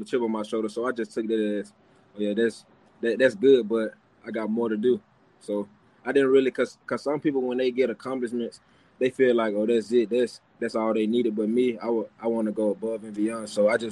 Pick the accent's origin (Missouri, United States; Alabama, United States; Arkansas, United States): Alabama, United States; Birmingham; I'm from Birmingham